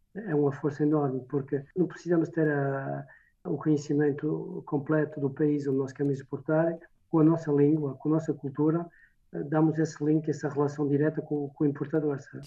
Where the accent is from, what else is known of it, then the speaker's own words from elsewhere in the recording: France; also born or lived in Fafe, Minho, Portugal; Nasci no Minho, em Faf, em Portugal e cheguei aqui em França com um ano de idade